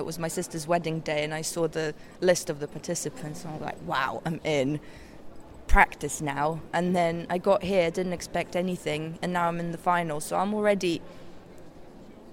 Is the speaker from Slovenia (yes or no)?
yes; Slovenia; I'm from Slovenia